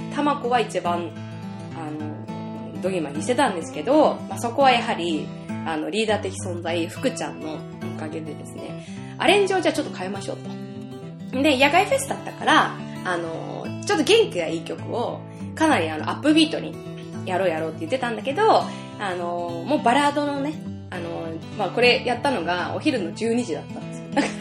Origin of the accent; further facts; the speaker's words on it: Sayama, Saitama, Japan; now in Yokohama, Japan; 私の地元はですねここ埼玉県狭山市なので、えー、所沢から本当すぐ近いところで生まれ育ったんですけれども今横浜に住んでまして